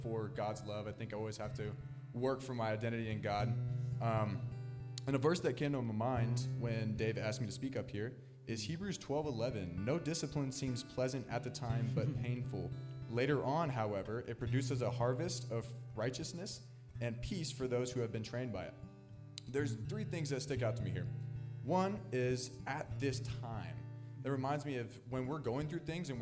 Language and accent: English; Wichita, Kansas, United States; I'm from Wichita, Kansas